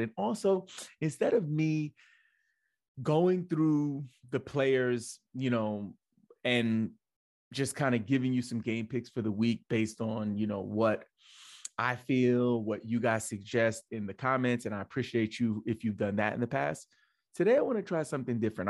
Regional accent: New York City, New York, United States; moved away as an adult; also born or lived in Metro Atlanta, Georgia; now in Atlanta, United States; I'm Brooklyn first because I'm born and raised in Brooklyn

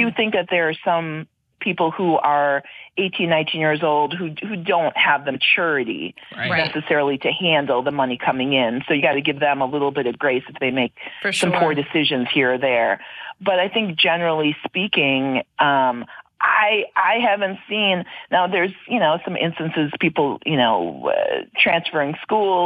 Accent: Wisconsin, United States; I'm from Wisconsin. So if somebody's from my area where I grew up

